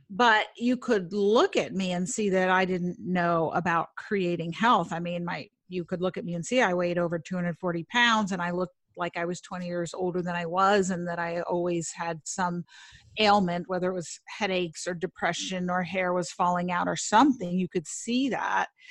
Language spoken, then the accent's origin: English; New York City, New York, United States; I grew up in Manhattan